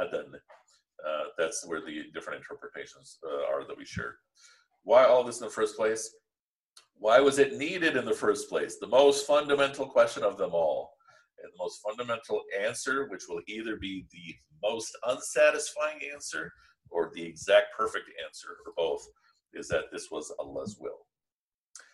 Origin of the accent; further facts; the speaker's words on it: Pakistan; I'm Pakistani